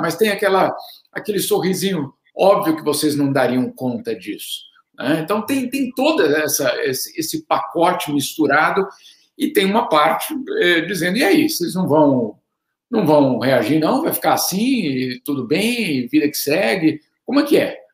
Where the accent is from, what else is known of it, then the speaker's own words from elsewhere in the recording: Brazil; moved away as an adult; eu estou aqui há 20 anos, né, Fábio? Então as pessoas sabem que eu sou brasileiro